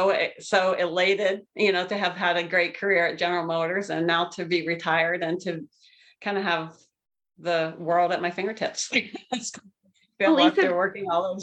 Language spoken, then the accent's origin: English; Pennsylvania, United States; moved away as an adult; also born or lived in Columbus, Ohio / Cincinnati, Ohio; now in Michigan, United States; I grew up in Pennsylvania. So I currently live in Michigan, but grew up in Pennsylvania